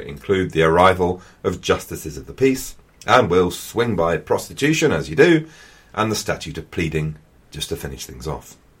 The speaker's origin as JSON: {"language": "English", "region": "England", "country": "United Kingdom", "said": "I am also an Englishman"}